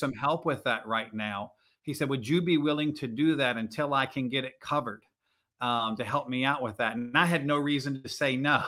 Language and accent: English; Virginia, United States; moved away as an adult; also born or lived in New Jersey; I grew up in Virginia